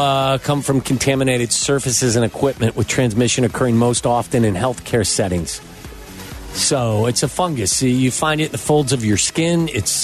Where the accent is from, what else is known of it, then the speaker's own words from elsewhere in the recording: Chicago, Illinois, United States; Hey, I'm from Chicago.